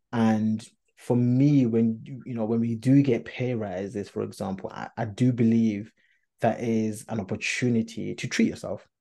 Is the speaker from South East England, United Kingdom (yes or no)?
no; London, United Kingdom; Of course, I am a Londoner. We are Londoners.